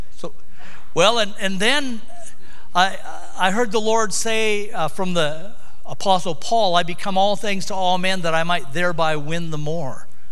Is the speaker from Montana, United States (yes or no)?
yes; Sunburst, Montana, United States; also born or lived in Missoula, Montana; We grew up in Sunburst.